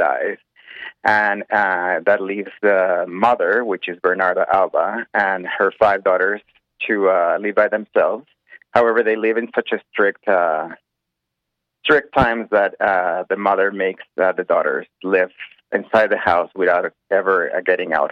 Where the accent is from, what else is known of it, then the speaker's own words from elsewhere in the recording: Mexico; now in Calgary, Canada; I'm originally from Mexico. I'm Mexican-Canadian, and I've been in Calgary for quite a few years